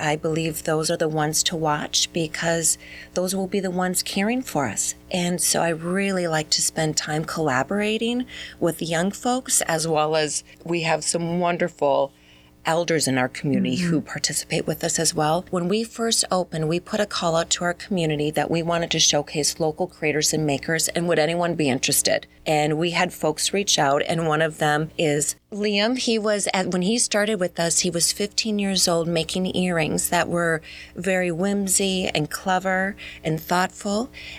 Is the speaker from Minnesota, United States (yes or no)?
yes; Minnesota, United States; now in Mesquite, United States; No, we're originally from Minnesota, and I am very proud of that.